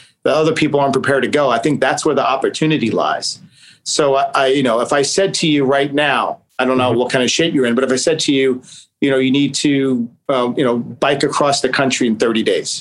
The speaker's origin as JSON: {"language": "English", "town": "New York City", "region": "New York", "country": "United States", "tie": "born or raised there", "said": "I grew up in Staten Island, New York"}